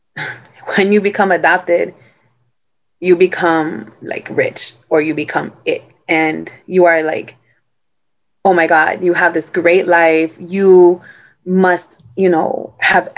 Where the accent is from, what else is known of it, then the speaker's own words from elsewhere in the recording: New York City, New York, United States; I grew up in Brooklyn.